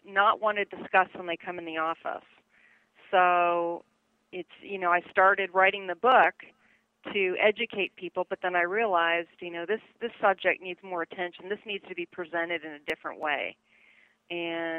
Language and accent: English; Toronto, Ontario, Canada; moved away as an adult; also born or lived in Montreal, Canada / Louisiana / Tallahassee; I was born in Toronto, 1966, so I just revealed my age there, but I ended up starting college in Montreal, Canada, or Quebec